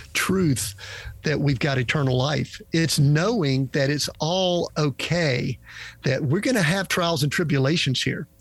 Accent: Georgia, United States; I'm from Georgia

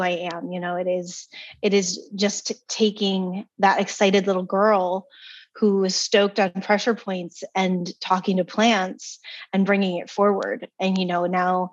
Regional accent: East Coast, United States; moved away; also born or lived in California; I was from the East Coast.

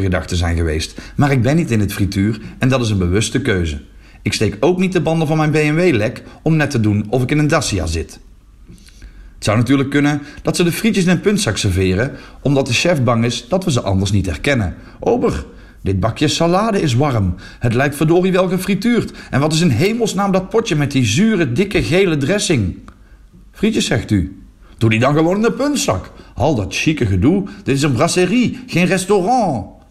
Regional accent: Netherlands; now in Flanders, Belgium; in mijn geboorteland

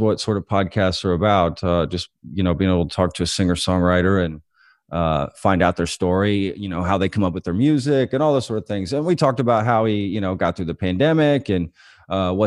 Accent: Dallas, Texas, United States; moved away as an adult; also born or lived in Austin, Texas / Lancaster, Pennsylvania; I'm from the Dallas area originally

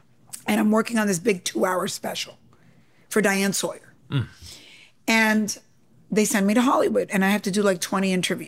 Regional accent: Cuba; accent: New York; I said, no, I'm Latina, you know, I'm Cuban.

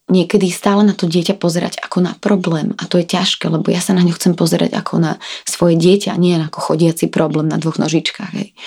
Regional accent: Slovakia; veď predsa genofon môjho muža, ktorý je na polovicu z Palestíny a ja som zo Slovenska, nie je taký príbuzný

